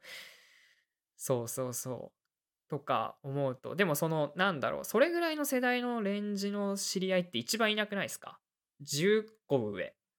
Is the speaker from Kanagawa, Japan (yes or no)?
yes; Kanagawa, Japan; 僕らは神奈川県出身